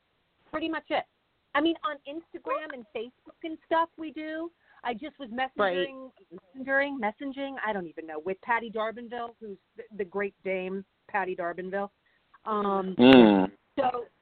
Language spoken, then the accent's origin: English; Long Island, New York, United States; also born or lived in Connecticut; I grew up in Long Island